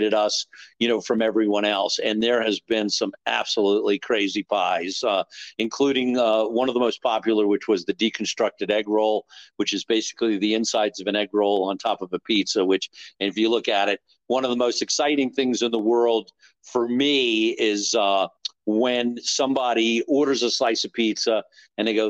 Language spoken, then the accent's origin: English; New York, United States; now in Southern Maryland, United States; I grew up in New York